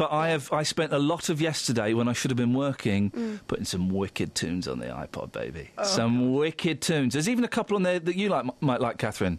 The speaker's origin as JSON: {"language": "English", "country": "United Kingdom", "said": "We're not French, you know. We're not foreign. We're British."}